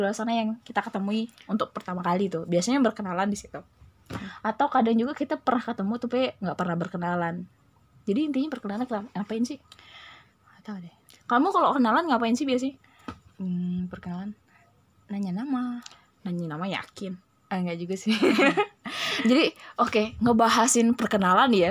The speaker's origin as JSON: {"language": "Indonesian", "town": "Palembang", "region": "South Sumatra", "country": "Indonesia", "tie": "born or raised there", "said": "Sebenarnya kami aslinya orang Palembang ya. Jadi kita nyamannya ngomongnya pakai bahasa Palembang."}